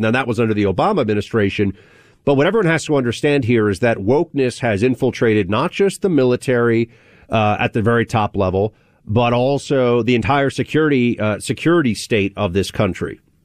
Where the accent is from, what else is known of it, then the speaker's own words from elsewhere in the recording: New York, United States; I'm a New Yorker